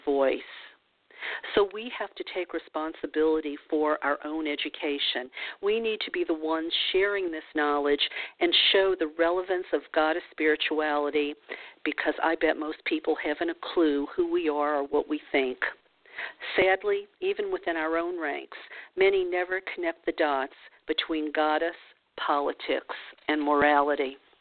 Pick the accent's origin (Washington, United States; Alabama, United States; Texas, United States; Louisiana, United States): Louisiana, United States; New Orleans; I grew up in the New Orleans region of the of the South, uh, southern portion of the United States